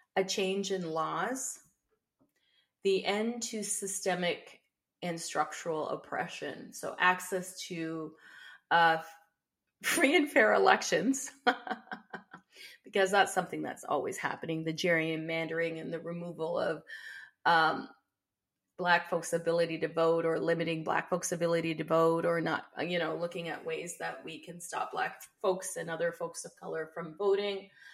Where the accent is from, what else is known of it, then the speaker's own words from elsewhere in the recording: Windsor, Ontario, Canada; I was born and raised in Canada, uh, here on Turtle Island, and I've been residing here for uh, all of my 52 years on the planet. And so I currently live in Windsor, Essex County